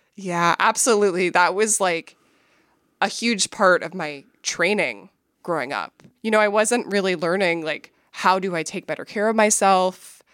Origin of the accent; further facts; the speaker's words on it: Minneapolis, Minnesota, United States; I grew up in Minneapolis